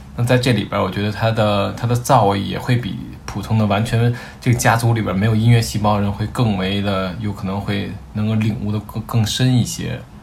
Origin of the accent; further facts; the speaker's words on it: Beijing, China; 我是土生土长的北京人，我是在互通里的。然后我们这一代大多都是独生子女